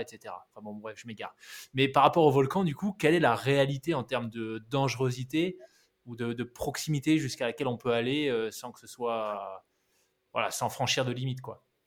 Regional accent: New Caledonia; j'ai grandi en Nouvelle-Calédonie

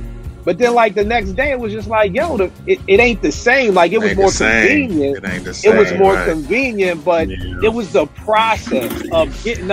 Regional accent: Philadelphia, Pennsylvania, United States; my man who I grew up with in Philly

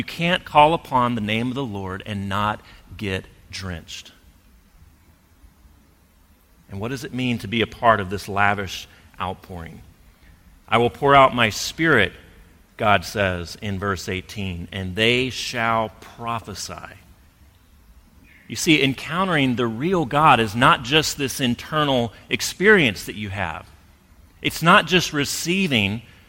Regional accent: coastal Alabama, United States; now in Portland, United States; growing up in coastal Alabama

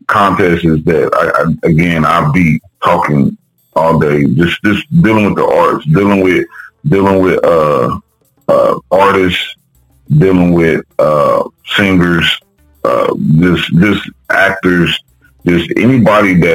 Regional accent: Wichita, Kansas, United States; I'm from Wichita, Kansas

